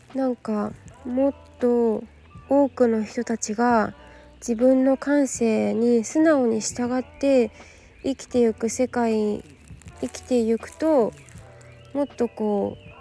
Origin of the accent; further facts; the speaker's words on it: Yokohama, Kanagawa, Japan; 私の地元